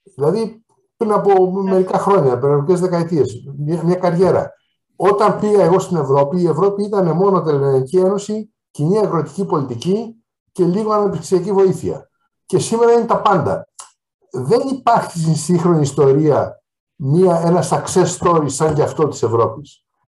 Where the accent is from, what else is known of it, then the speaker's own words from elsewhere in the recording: Greece; ως Έλληνας